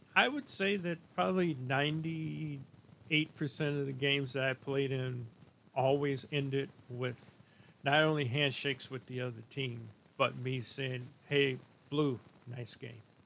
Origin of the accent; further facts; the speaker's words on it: St. Louis, Missouri, United States; a friend of mine that I grew up with in St. Louis